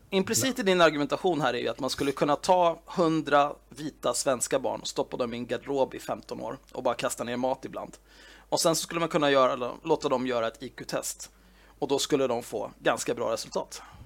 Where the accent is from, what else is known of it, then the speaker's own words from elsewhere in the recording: Sweden; jag är född och uppvuxen i Sverige